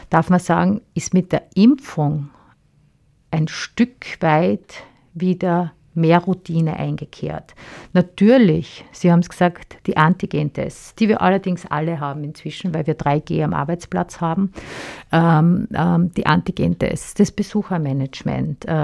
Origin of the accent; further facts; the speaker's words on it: Styria, Austria; bei uns in der Steiermark